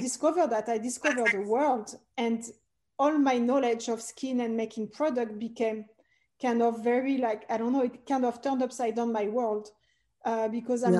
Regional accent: Paris, Île-de-France, France; English is a second language; moved away; as you can hear, I'm originally French. I was born and raised in Paris

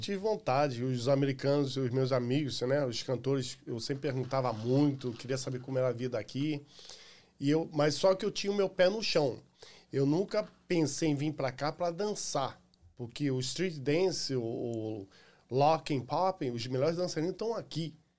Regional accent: Rio de Janeiro, Brazil; also born or lived in Irajá, Rio de Janeiro / Complexo do Alemão, Rio de Janeiro; now in United States; Eu nasci em Irajá, fui criado na área da Pavuna, e antes de vir para cá, eu saí do Morro da Fé que é no complexo ali do Alemão

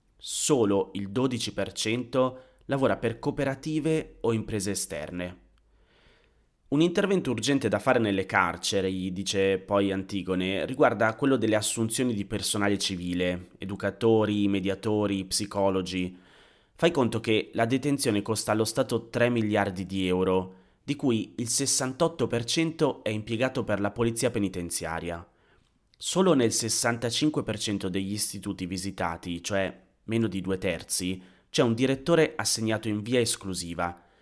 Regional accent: Busto Arsizio, Lombardy, Italy; moved away; Sono tornato nella mia città natale, a Busto Arsizio

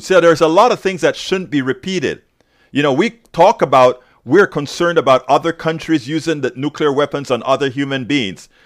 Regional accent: Panama; moved away; I'm from Central America, Panama

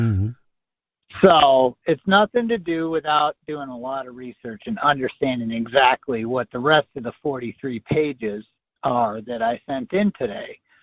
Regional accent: Michigan, United States; my allegiance is to the state of Michigan, where I was born

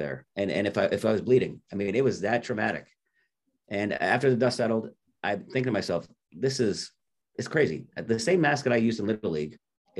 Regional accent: Orange, Connecticut, United States; born and raised in Connecticut, New Haven County, right outside New Haven, a little town called Orange

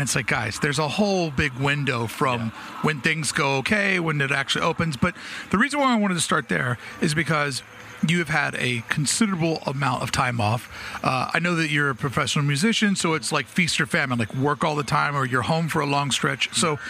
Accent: East Coast, United States; moved away; we're both from the East Coast.

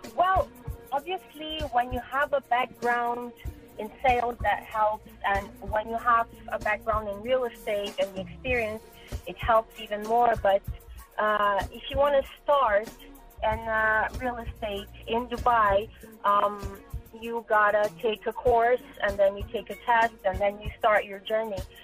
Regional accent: Brazil; moved away as an adult; I'm originally from Brazil, uh, born and grown in Brazil.

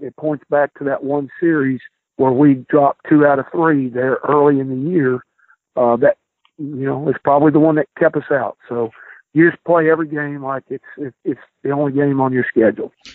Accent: Midwest, United States; now in Hattiesburg, United States; I'm from the Midwest

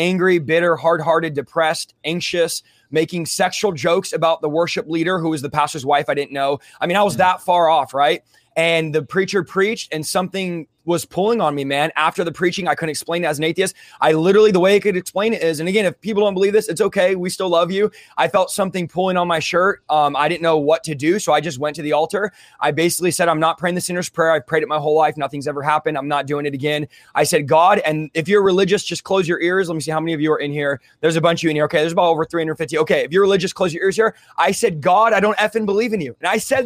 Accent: San Jose, California, United States; now in Central California, United States; growing up, moving out from the Bay, I was from San Jose, moving to Central California where I'm at now

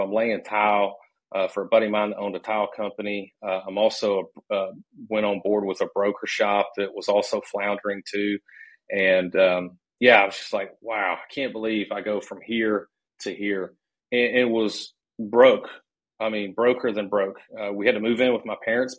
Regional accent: Nashville, Tennessee, United States; moved away as an adult; also born or lived in Charlotte, North Carolina; I'm from originally from Nashville, Tennessee

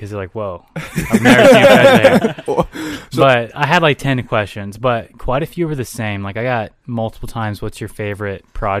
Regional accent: the South, United States; now in Minnesota, United States; I grew up in the South, so I don't really base it off of the weather of Minnesota's months

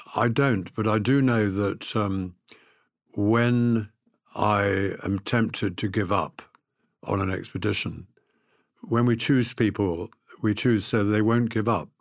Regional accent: South Africa; I was brought up in South Africa with a faith

